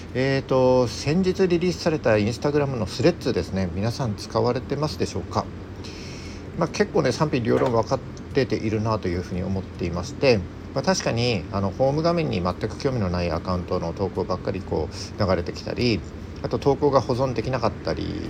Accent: mountains of Yamagata, Japan; 僕あの出身が山形の山奥なので

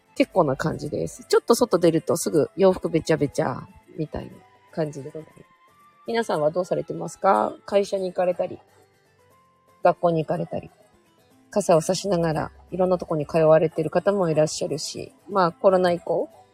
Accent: Hokkaido, Japan; 私北海道出身なんですけど

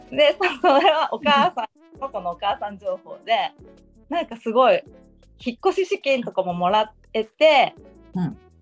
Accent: Gifu, Japan; moved away as an adult; now in Uruma, Japan; 沖縄に移住して6年目です。岐阜出身です。

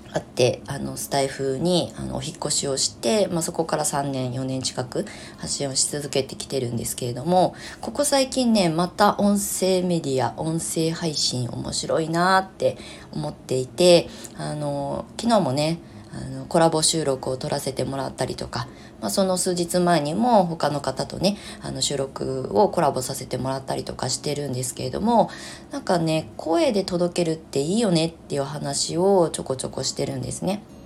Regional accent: Kasama, Ibaraki, Japan; moved away as an adult; 生まれ故郷の茨城県笠間市に U ターンしてきた

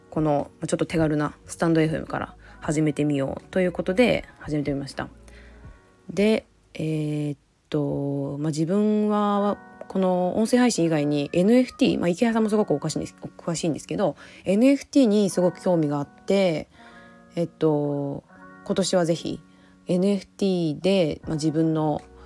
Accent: Aichi, Japan; moved away as an adult; now in Okinawa, Japan; もともと愛知県出身なんですが沖縄の離島に住んでいます

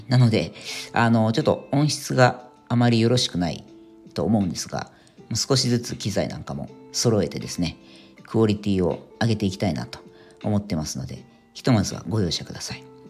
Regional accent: Yokohama, Kanagawa, Japan; moved away as an adult; also born or lived in Tokyo / United States; now in Ireland; 地元の横浜から都内のオフィスまで車を運転して通勤していた

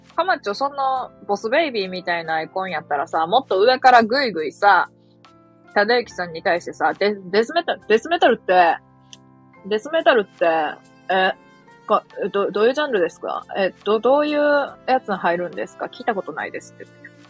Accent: Mie, Japan; 三重県で生まれました

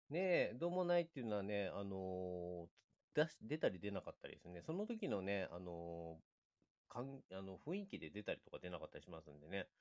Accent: Kozaki, Chiba, Japan; accent: Chiba-Ibaraki border dialect (zuzu-ben); 私の出身地の神崎

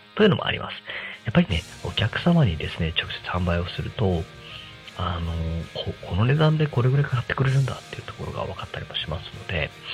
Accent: Yokohama, Kanagawa, Japan; moved away as an adult; now in Tako, Japan; 横浜に私も生まれ育った人間ではあるし

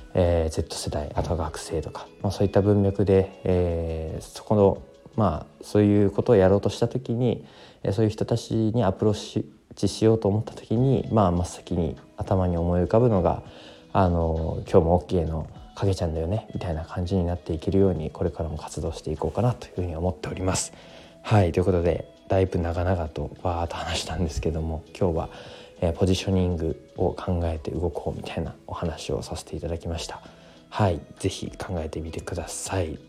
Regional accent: Koriyama, Fukushima, Japan; now in Minamisoma, Japan; もともとの自分の実家がある出身のところは郡山市というところで

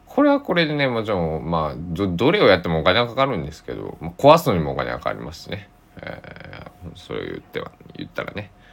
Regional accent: Susaki, Kochi, Japan; born or raised there

